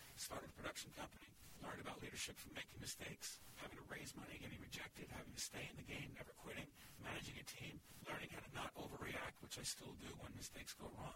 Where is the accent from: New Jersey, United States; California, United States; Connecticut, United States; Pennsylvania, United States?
New Jersey, United States; Newark; In the city I was born and raised in Newark, New Jersey.